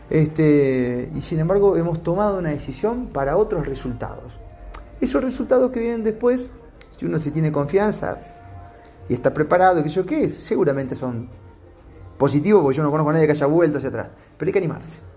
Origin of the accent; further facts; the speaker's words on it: Santa Fe, Argentina; la noticia que nos llega a nosotros que somos de Santa Fe, y me imagino otras provincias también